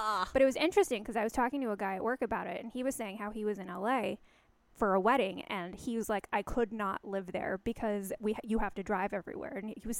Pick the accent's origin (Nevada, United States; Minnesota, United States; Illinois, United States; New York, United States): New York, United States; moved away as an adult; now in Los Angeles, United States; I grew up in New York and I lived there for several years of my adult life.